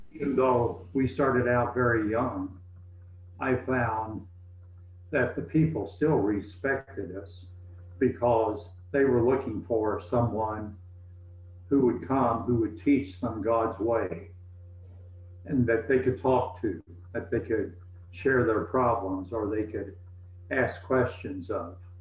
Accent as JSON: {"language": "English", "region": "East Tennessee", "country": "United States", "tie": "born or raised there", "also_born_or_lived": "Glasgow, Kentucky", "moved": "as an adult", "said": "When we were in the second grade, we moved to East Tennessee and we lived there until I went to Ambassador College"}